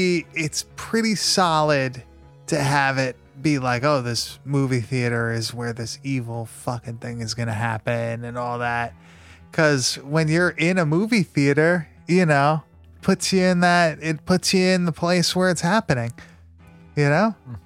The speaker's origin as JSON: {"language": "English", "region": "New York", "country": "United States", "said": "And we're from New York."}